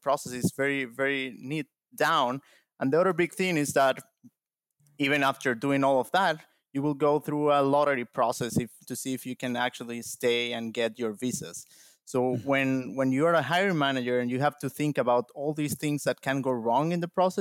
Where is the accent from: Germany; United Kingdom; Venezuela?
Venezuela; moved away as an adult; now in United States; moved here to the United States from my home country, Venezuela